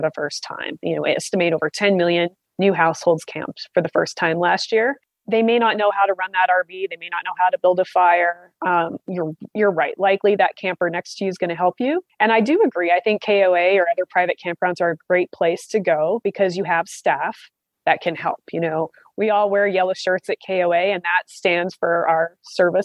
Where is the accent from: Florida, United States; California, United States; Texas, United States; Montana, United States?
Montana, United States; Southwest; I'm from a very small town. My hometown had 700 people, Southwest Montana